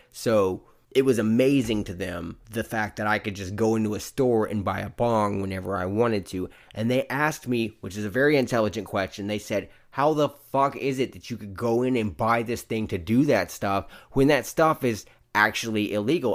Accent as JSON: {"language": "English", "region": "the South", "country": "United States", "said": "I'm from the South"}